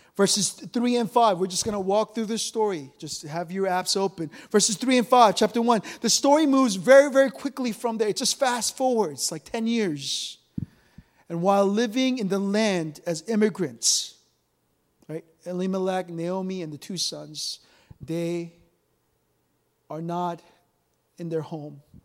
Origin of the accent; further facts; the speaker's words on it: South Korea; moved away; I remember growing up in Korea